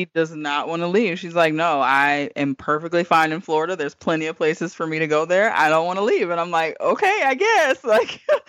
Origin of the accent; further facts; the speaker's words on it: Iceland; born there; My dad was in the military, so I was born in Iceland.